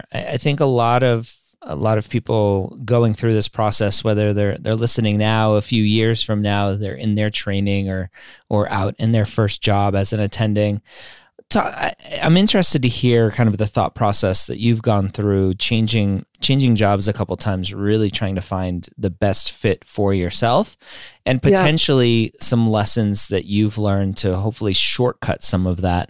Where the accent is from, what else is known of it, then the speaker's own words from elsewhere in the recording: Redondo Beach, California, United States; I am a Southern California guy. I grew up in Redondo Beach, so not too far away from you.